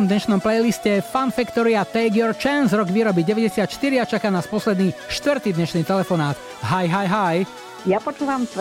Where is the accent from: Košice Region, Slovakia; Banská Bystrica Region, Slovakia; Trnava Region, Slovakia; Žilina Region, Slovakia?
Košice Region, Slovakia; Michalovce; Ja som Michalovčanka